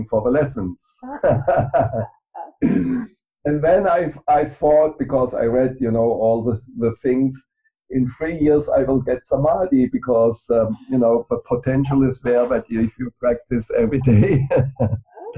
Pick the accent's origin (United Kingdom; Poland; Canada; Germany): Germany; I grew up in Germany